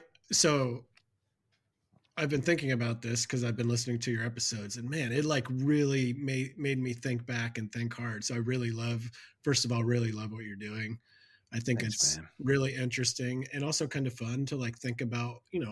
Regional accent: Lancaster, Pennsylvania, United States; also born or lived in Florida / Virginia; When I was about 10, we moved to where I live in Pennsylvania

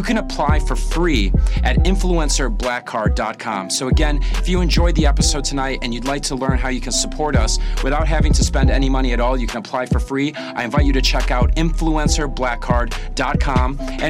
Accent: Chicago, Illinois, United States; I'm from Chicago.

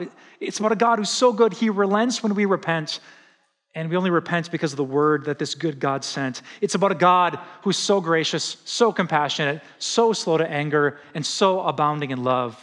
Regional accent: Wisconsin, United States; the horrific news that just shocked my home state came out

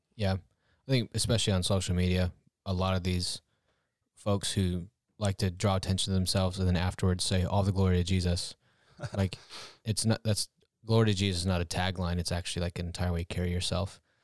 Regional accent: United States; as a American people

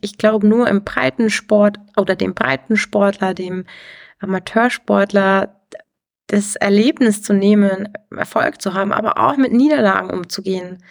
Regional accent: Garmisch-Partenkirchen, Bavaria, Germany; Ich komme aus dem Ski Freestyle, also bin ein Kind der Berge, bin ja hier aufgewachsen

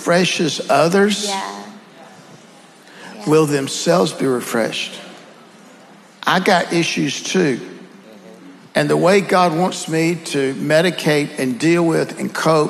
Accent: the South, United States; accent: Southern; with my Southern accent

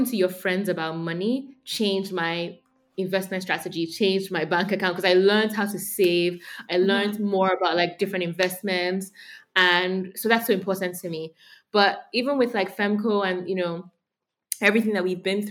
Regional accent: Nigeria; Growing up in Nigeria

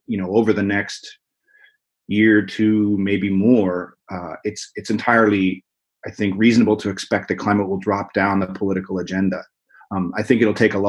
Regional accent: Nova Scotia, Canada; now in Vancouver, Canada; I grew up in Nova Scotia in eastern Canada

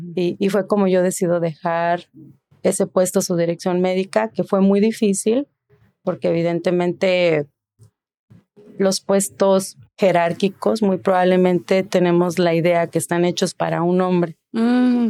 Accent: Tijuana, Baja California, Mexico; Soy orgullosamente originaria de Tijuana

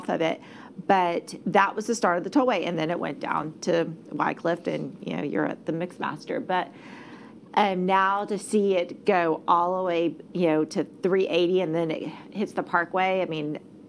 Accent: Plano, Texas, United States; I'm from Plano

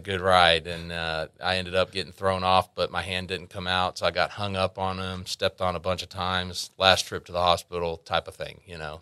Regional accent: Arlington, Texas, United States; also born or lived in Grand Prairie, Texas; I'm from here, from Arlington. I, uh, was born in Arlington. I did, uh, move away from Arlington for four years during high school, about twenty minutes down the road into Grand Prairie, next town over

